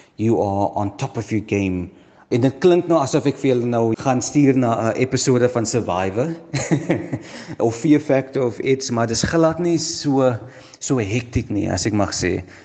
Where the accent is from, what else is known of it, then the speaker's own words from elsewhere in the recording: Stellenbosch, Western Cape, South Africa; ek is gebore in Stellenbosch um, daar groot geword, skool gegaan.